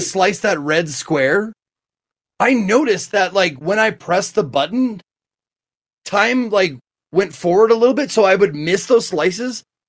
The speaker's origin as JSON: {"language": "English", "region": "Colorado", "country": "United States", "tie": "born or raised there", "said": "my home state of Colorado"}